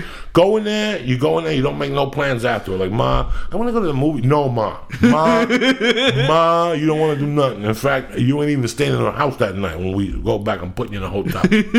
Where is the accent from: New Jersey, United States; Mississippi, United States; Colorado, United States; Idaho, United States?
New Jersey, United States; North Bergen; I'm from North Bergen, New Jersey, dog.